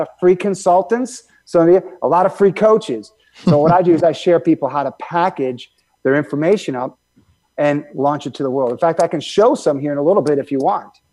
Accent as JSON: {"language": "English", "region": "Michigan", "country": "United States", "tie": "born or raised there", "said": "I grew up in Michigan"}